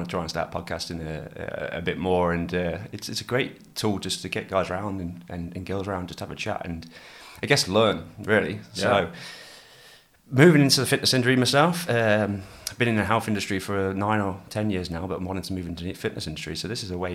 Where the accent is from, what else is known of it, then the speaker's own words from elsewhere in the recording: England, United Kingdom; now in Australia; a Pommy boy like myself